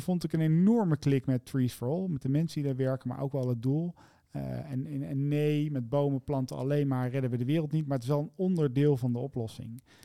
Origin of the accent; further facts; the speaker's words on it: Zevenaar, Gelderland, Netherlands; mijn geboortedorp. Mm Zevenaar, in het oosten van het mhm. land. En daar ben ik al heel vroeg in de afwas geschopt door mijn lieftallige papa